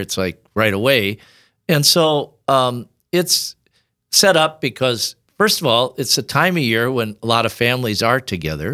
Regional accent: Tabor, South Dakota, United States; also born or lived in Sioux Falls, South Dakota; I grew up in South Dakota, of course, near Yankton

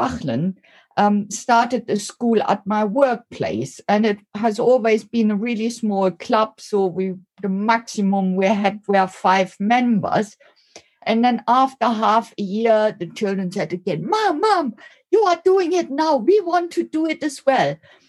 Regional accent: Germany; moved away; So I came over from Germany 26 years ago.

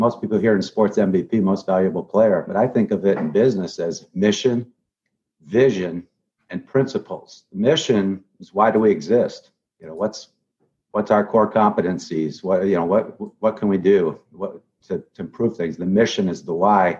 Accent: Grand Rapids, Michigan, United States; moved away as an adult; now in Palm Beach, United States; I grew up in Grand Rapids

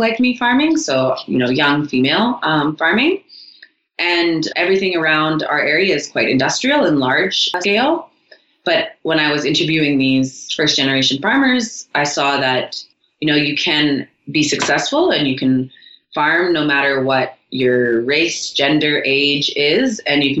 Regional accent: Castor, Alberta, Canada; also born or lived in Edmonton / Ottawa; I grew up in Castor on a ranch.

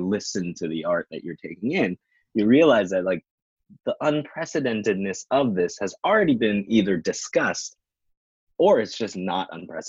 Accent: United States

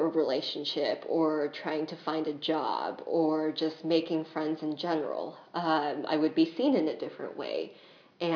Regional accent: Bay Area by San Francisco, California, United States; moved away as an adult; I grew up in the Bay Area by San Francisco

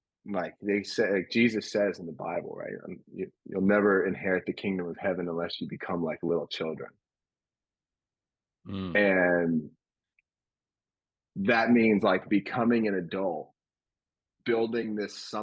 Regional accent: a New York suburb, United States; I grew up in Christianity in a predominantly Jewish town in a New York suburb

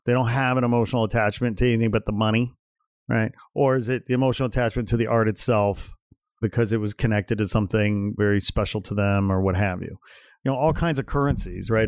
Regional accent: United States; for me as an American

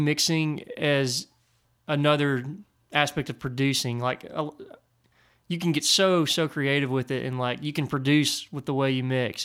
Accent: near Nashville, Tennessee, United States; I grew up near Nashville

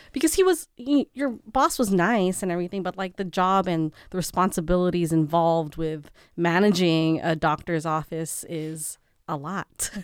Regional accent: San Francisco, California, United States; first language English; moved away; we grew up in San Francisco

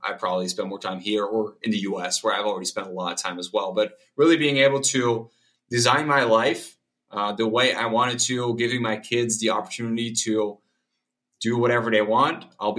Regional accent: Spain; because I grew up in Spain myself. So that's kind of my country as well.

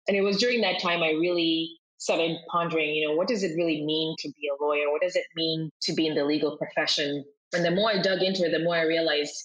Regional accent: Kenya; moved away as an adult; now in United States; I'm originally from Kenya

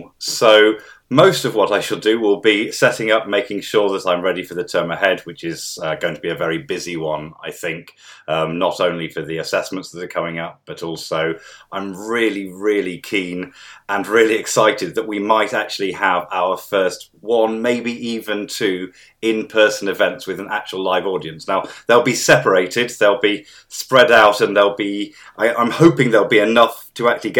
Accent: Midlands, United Kingdom; But of course, I grew up in the Midlands

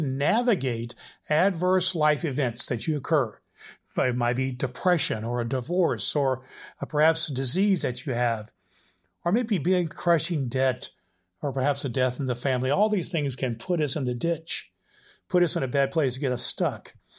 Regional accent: Indianapolis, Indiana, United States; my hometown of Indianapolis, Indiana

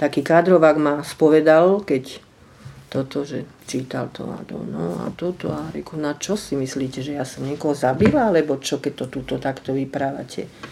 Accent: Slovakia; moved away as an adult; also born or lived in Australia / Israel; ja som tu tiež žila, vyrastala za toho sociku

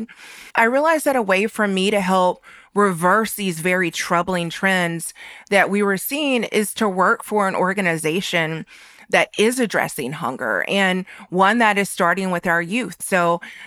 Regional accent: North Carolina, United States; I grew up in North Carolina to parents from rural areas

